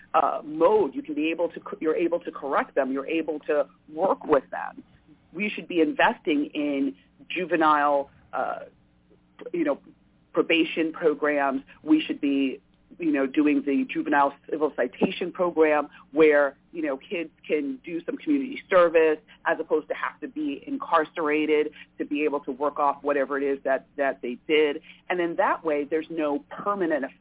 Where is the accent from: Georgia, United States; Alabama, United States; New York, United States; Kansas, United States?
New York, United States; I grew up in New York